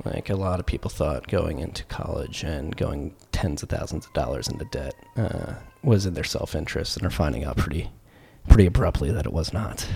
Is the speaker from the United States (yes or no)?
yes; Philadelphia, Pennsylvania, United States; I come from Philadelphia.